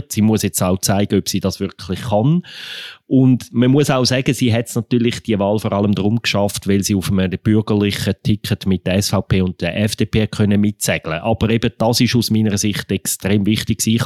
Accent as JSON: {"language": "German", "region": "Aargau", "country": "Switzerland", "said": "also der Aargau ist im Fall teilweise katholisch, würde ich als Aargauer doch noch einwenden."}